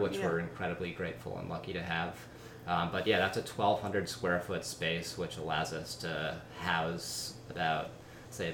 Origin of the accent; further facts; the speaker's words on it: East Coast, United States; moved away as an adult; now in San Diego, United States; we're from the East Coast. We both just moved to San Diego.